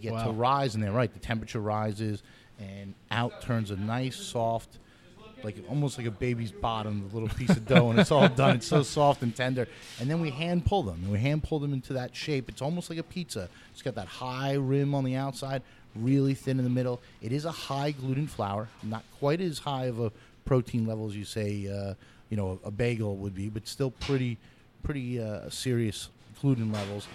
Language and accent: English; New York City, New York, United States; born or raised there